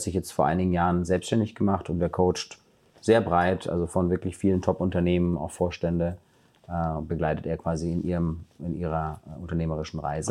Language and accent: German; Germany; ich bin in Deutschland aufgewachsen